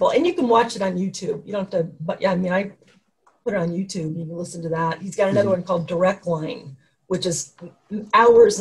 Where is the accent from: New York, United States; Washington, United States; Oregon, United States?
Oregon, United States; I'm from Oregon